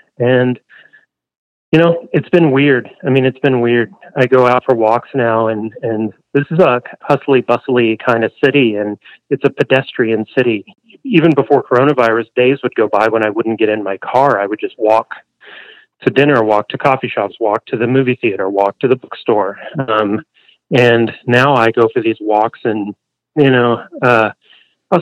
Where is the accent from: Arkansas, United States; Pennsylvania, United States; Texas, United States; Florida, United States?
Texas, United States; Canyon; moved away as an adult; now in Portland, United States; I'm from Canyon, Texas.